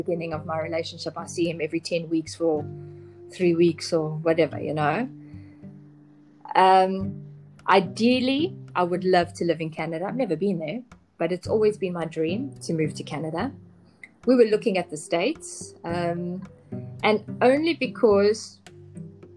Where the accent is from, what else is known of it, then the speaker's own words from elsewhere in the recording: South Africa; moved away as an adult; also born or lived in Zambia; now in Panama; growing up in South Africa